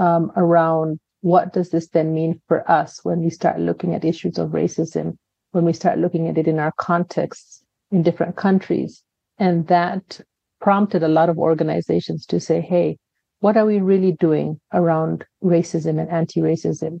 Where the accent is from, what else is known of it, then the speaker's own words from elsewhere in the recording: Kenya; I have a Kenyan father, I have an American mother, but I was raised in Kenya